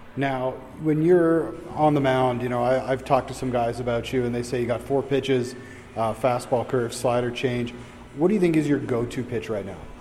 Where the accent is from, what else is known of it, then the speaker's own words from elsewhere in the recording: Toronto, Ontario, Canada; I'm from Toronto